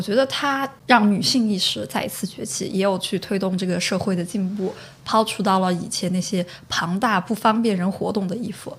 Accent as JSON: {"language": "Chinese", "town": "Chengdu", "region": "Sichuan", "country": "China", "tie": "born or raised there", "also_born_or_lived": "Shandong (ancestral)", "moved": "as an adult", "lives_now": "United Kingdom", "said": "我比较想回到成都回到我的家乡"}